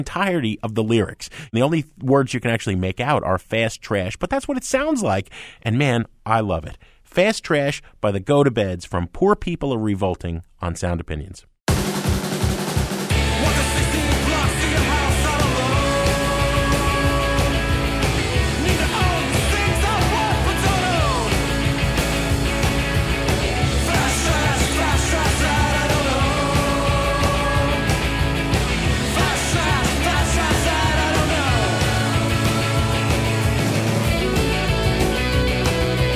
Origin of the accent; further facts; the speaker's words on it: New York, United States; I grew up in New York